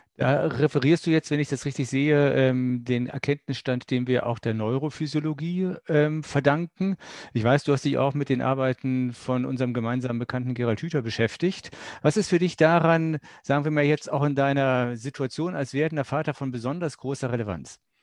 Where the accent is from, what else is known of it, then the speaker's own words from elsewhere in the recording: Germany; ich bin ja Jahrgang 64, geburtenstärkster Jahrgang, den es in Deutschland je gab